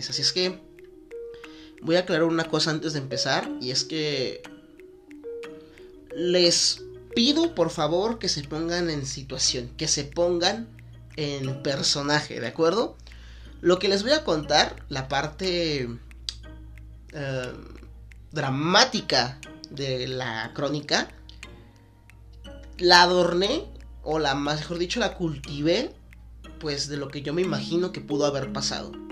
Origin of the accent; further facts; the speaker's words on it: Guadalajara, Jalisco, Mexico; porque soy mexicano, porque soy de aquí de Guadalajara, porque la gente comparte ciertas características y rasgos que nos hacen, pues ahora sí que parte de esto que es la ciudad.